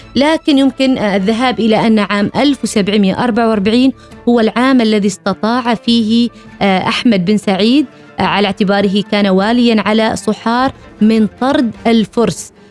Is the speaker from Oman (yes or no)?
yes; Oman; بأننا كعمانيين